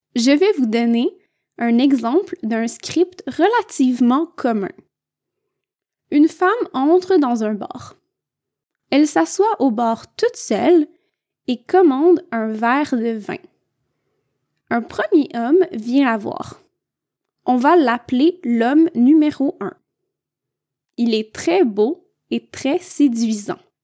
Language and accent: French; Quebec, Canada; je viens du Québec